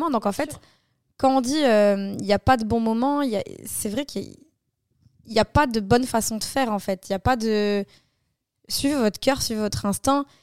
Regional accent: France; Euh, je suis une française

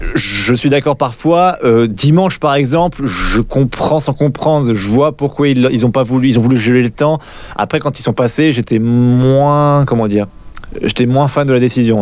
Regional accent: France; quand on est français

